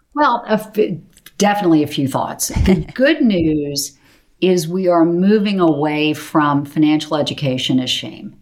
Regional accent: Charleston, South Carolina, United States; moved away as an adult; also born or lived in New York; I grew up in Charleston, South Carolina

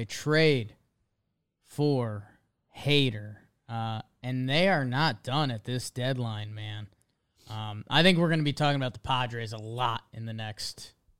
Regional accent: Northeast, United States; I'm from the Northeast, man. I don't know.

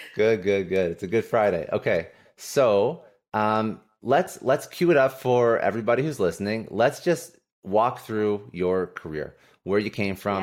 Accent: Ottawa, Ontario, Canada; in my hometown, Ottawa

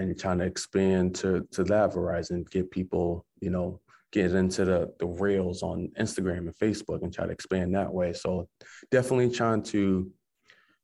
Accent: Massachusetts, United States; now in Maine, United States; Mass where my hometown is

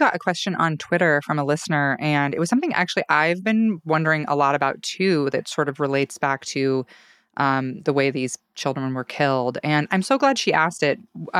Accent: Salmon, Idaho, United States; moved away; near my hometown, near Salmon.

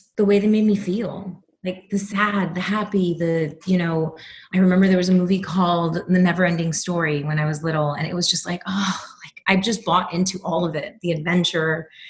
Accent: New York City, New York, United States; moved away; I am from New York City, born and raised.

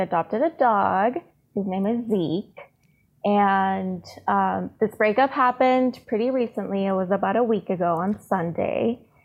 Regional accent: San Diego, California, United States; also born or lived in Tijuana; I was born in San Diego, but my family is all in Tijuana. So I've always been back and forth across the border.

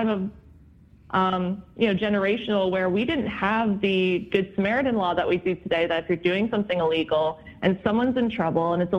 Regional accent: New Jersey, United States; born or raised there; moved away as an adult; also born or lived in Boston, Massachusetts

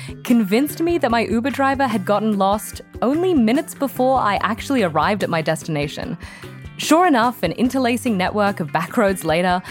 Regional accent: Sydney, New South Wales, Australia; moved away as an adult; now in Boston, United States; I produced a radio show in my hometown of Sydney, Australia

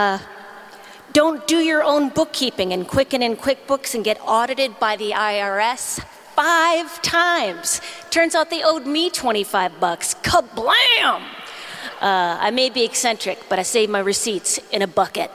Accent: Duluth, Minnesota, United States; moved away; I'm still from Duluth

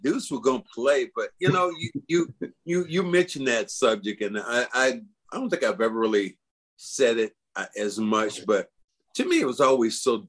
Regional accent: Charlotte, North Carolina, United States; moved away as an adult; I was from Charlotte.

